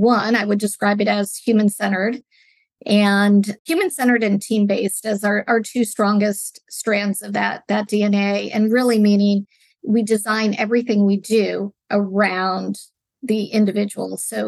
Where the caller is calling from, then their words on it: California, United States; I am joining from the Bay Area in California, just south of San Francisco, where our company is based out of San Francisco, California.